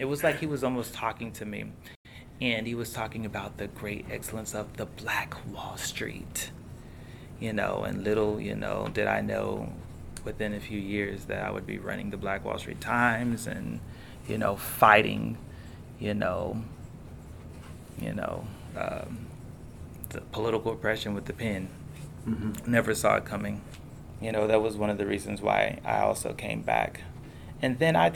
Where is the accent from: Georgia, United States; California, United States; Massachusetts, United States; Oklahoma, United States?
Oklahoma, United States; Tulsa; moved away; I didn't even realize that all of that happened in my town, in my hometown